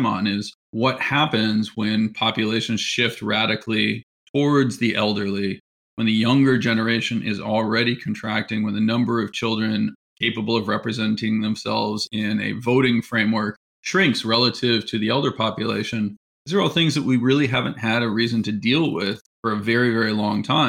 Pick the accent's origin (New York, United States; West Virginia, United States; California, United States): California, United States; San Francisco; also born or lived in Pennsylvania; I'm from the San Francisco area, which is where I'm speaking from right now, actually, but went east to go to college